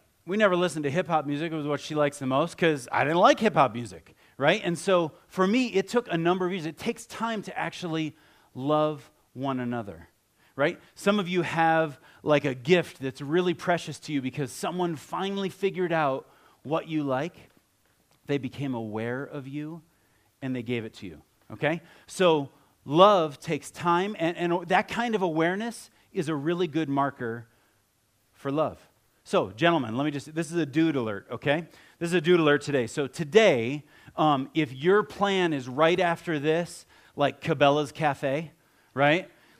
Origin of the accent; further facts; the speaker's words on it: Ohio, United States; I grew up in Ohio, and if I had a picture of me, like, from high school, I'd have on cowboy boots, and you know, I have cowboy hats, the whole thing.